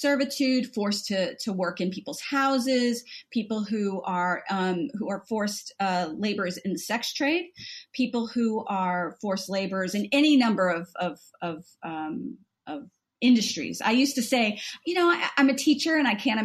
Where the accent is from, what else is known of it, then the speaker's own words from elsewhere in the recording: Southern Louisiana, United States; now in United Kingdom; I'm from the South, Southern Louisiana